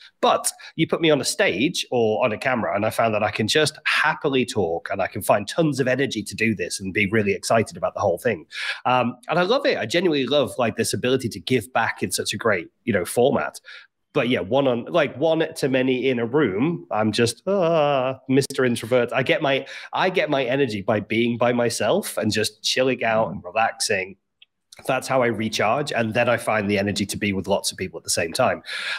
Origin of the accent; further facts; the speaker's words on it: Liverpool, North West England, United Kingdom; I should sound like I'm from Liverpool, but I don't.